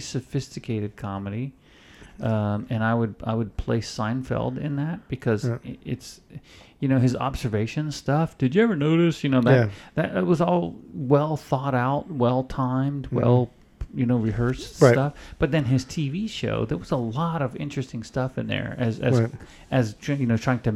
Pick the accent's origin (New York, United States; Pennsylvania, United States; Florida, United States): Florida, United States; I grew up in Florida